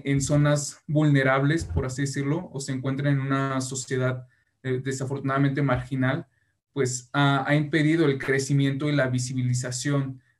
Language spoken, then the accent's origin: Spanish; Mexico; deberíamos, como mexicanos, pues adoptar a estas culturas